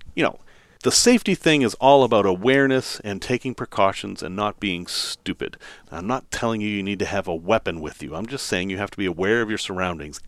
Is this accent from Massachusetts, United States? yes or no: yes; Massachusetts, United States; accent: Massachusetts; my Massachusetts accent came back there